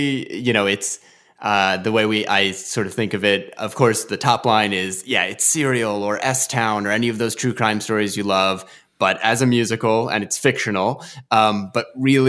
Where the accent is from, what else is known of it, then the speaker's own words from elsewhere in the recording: New Jersey, United States; moved away as an adult; now in Virginia, United States; Well, you know, I grew up in New Jersey, but I would say that I feel like a resident of Virginia from the time having spent there at UVA.